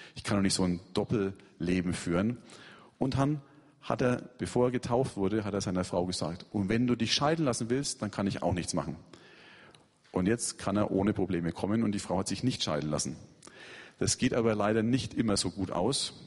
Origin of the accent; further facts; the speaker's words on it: Germany; now in Yalova, Turkey; ich Christ bin, weil das nehmen sie an. Ich bin ja Deutscher